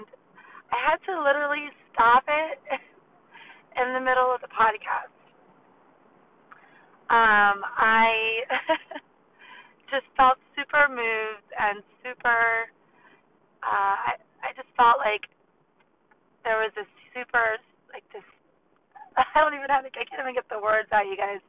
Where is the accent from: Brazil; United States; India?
United States; New York; I'm from New York